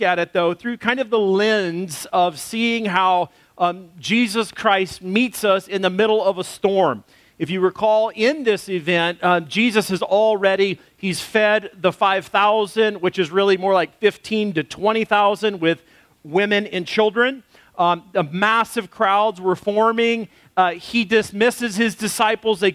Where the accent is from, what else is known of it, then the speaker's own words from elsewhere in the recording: United States; moved away; also born or lived in Texas / Arkansas; I grew up in Texas and Arkansas where we had storm shelters